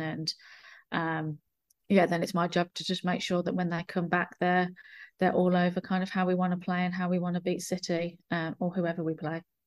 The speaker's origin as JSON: {"language": "English", "region": "England", "country": "United Kingdom", "moved": "yes", "lives_now": "New Zealand", "said": "I consider, I consider my, New Zealand my home, but I'm from England"}